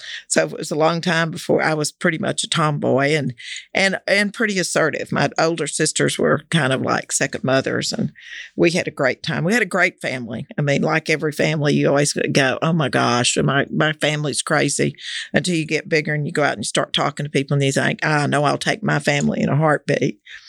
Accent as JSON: {"language": "English", "town": "Fort Worth", "region": "Texas", "country": "United States", "tie": "born or raised there", "said": "Yeah, I grew up in Fort Worth. I was born here."}